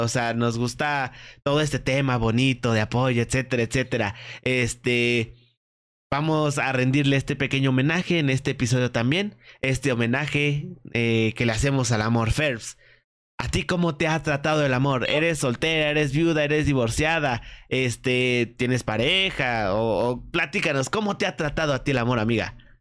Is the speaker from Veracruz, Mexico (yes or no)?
no; Querétaro, Mexico; yo soy de Querétaro